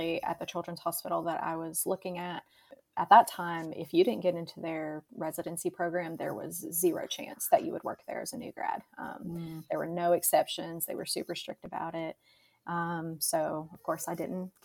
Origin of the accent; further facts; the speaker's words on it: West Tennessee, United States; moved away as an adult; also born or lived in Nashville, Tennessee; now in Atlanta, Georgia, United States; I'm originally from Tennessee. I was born and raised in a really small town in West Tennessee